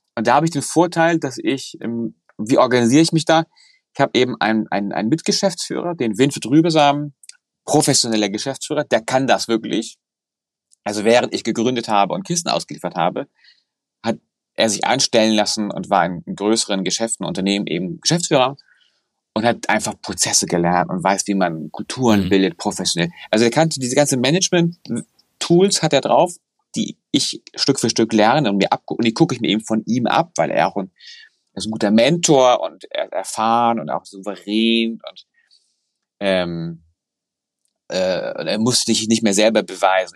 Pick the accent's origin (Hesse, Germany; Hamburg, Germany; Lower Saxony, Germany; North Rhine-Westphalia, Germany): Hamburg, Germany; ich bin Hamburger